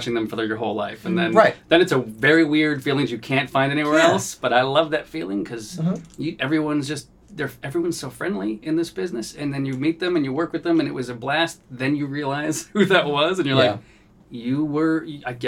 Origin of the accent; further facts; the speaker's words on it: New England, United States; moved away; I'm from New England. And I came out here